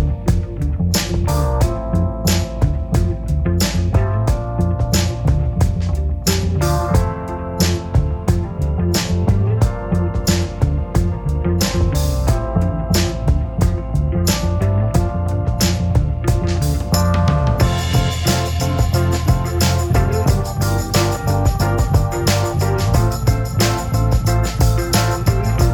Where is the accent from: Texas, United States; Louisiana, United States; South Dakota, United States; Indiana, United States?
Texas, United States; East; now in Dallas, United States; growing up in East Texas